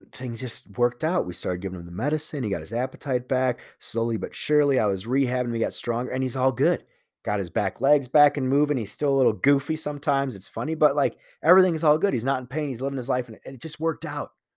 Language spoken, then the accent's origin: English; Chicago, Illinois, United States; moved away as an adult; it's for sure, for sure a Chicago thing where you identify with the city.